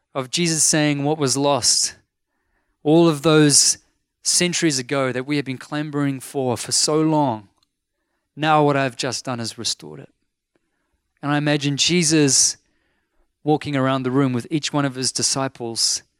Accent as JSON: {"language": "English", "area": "North Shore", "region": "Auckland", "country": "New Zealand", "said": "I'm from the North Shore. Like, I'm a shore boy."}